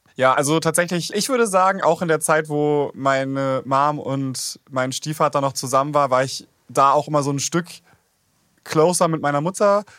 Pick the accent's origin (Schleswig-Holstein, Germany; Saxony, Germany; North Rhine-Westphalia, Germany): Schleswig-Holstein, Germany; ich bin in Schleswig-Holstein aufgewachsen